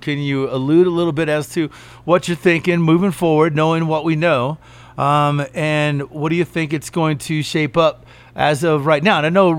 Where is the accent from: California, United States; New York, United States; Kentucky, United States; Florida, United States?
Kentucky, United States; I was born and raised in Kentucky.